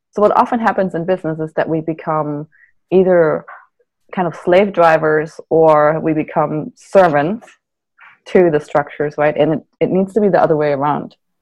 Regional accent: Germany; now in Santa Barbara, United States; I'm from Germany originally. So all my family is still in Germany. I live in Santa Barbara.

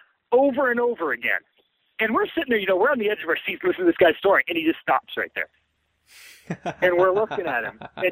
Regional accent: upstate New York near Utica, United States; I grew up there and went to a tiny little school in upstate New York near Utica

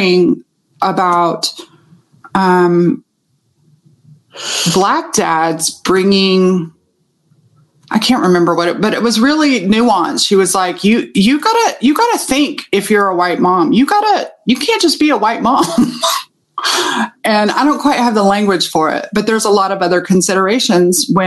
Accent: Texas, United States; I'm from Texas and I'm from the South

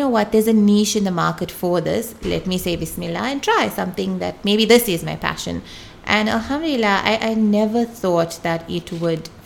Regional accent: Pietermaritzburg, KwaZulu-Natal, South Africa; now in Durban, South Africa; I came from Pietermaritzburg

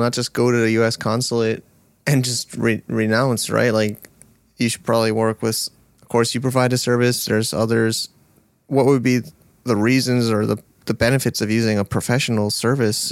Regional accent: United States; moved away as an adult; now in China; I grew up American, uh, I grew up in America

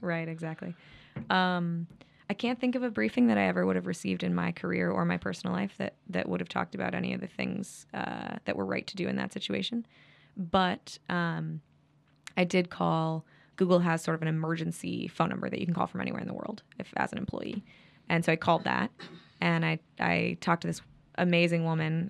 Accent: Midwest, United States; I'm from the Midwest

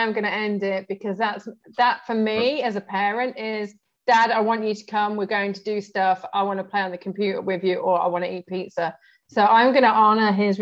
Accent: United Kingdom; also born or lived in Arab world; now in Brazil; I lived in the Arab world. I'm in Brazil as well. I'm on Latino time. I'm British

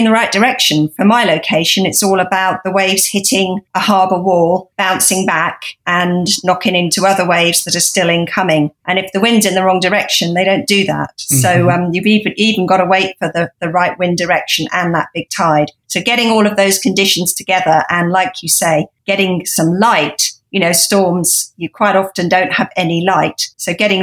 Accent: United Kingdom; I grew up on the South Coast, not far from where I made my Sirens photos

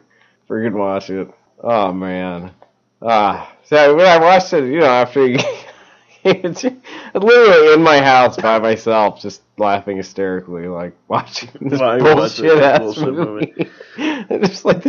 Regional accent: United States

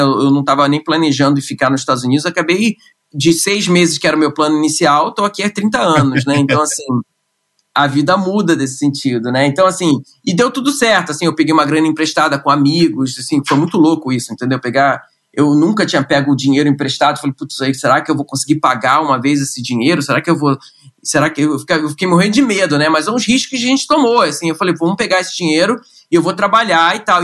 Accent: Rio de Janeiro, Brazil; moved away; Eu, eu sou carioca, nasci no Rio de Janeiro, uh, nasci no subúrbio do Rio de Janeiro, né? Minha família é, é de Marechal Hermes

